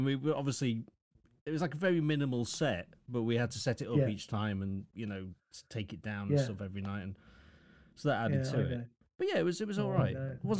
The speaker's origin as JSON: {"language": "English", "town": "Lincoln", "region": "East Midlands", "country": "United Kingdom", "said": "I'm from Lincoln."}